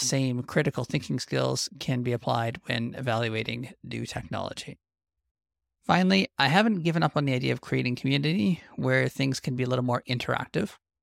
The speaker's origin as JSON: {"language": "English", "region": "Western Canadian Prairies", "country": "Canada"}